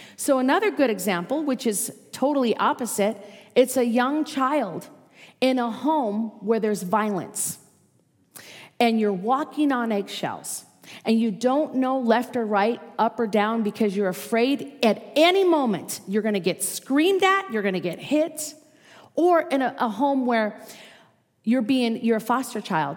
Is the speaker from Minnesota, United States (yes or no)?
yes; Minnesota, United States; accent: Minnesota; moved away as an adult; now in Las Vegas, United States; I was raised in Minnesota